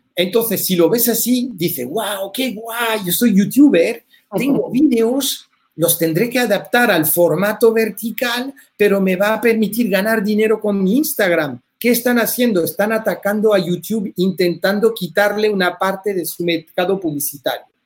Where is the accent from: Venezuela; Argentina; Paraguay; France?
France; moved away as an adult; now in Spain; soy francés de familia española